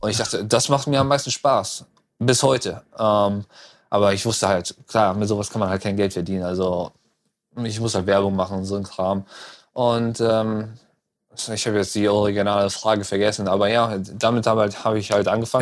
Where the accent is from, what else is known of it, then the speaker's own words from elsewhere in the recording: North Rhine-Westphalia, Germany; moved away as an adult; also born or lived in Düsseldorf / Cologne / Berlin / Frankfurt; now in Los Angeles, United States; Äh, ich komme aus Düsseldorf. Ich bin in Hahn geboren.